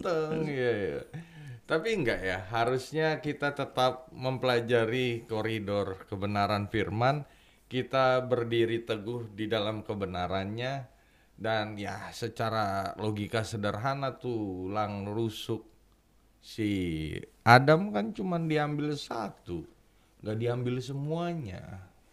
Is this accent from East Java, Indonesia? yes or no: no; Bekasi, West Java, Indonesia